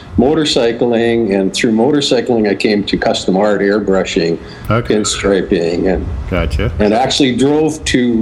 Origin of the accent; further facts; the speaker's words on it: Regina, Saskatchewan, Canada; my hometown, which was Regina, Saskatchewan